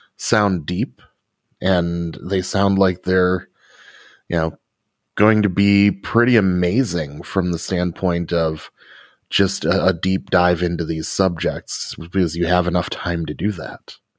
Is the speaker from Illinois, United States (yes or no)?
yes; Rockford, Illinois, United States; my hometown of Rockford, Illinois